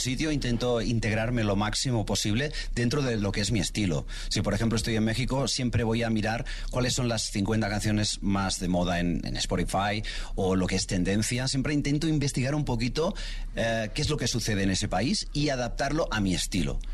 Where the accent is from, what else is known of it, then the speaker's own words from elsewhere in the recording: Catalonia, Spain; Antes yo me catalogaba como catalán o español